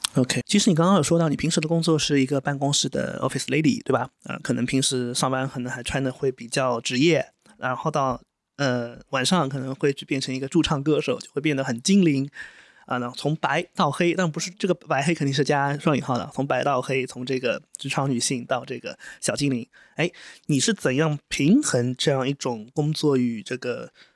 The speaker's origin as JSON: {"language": "Chinese", "town": "Wuxi", "region": "Jiangsu", "country": "China", "said": "我们都是无锡人嘛"}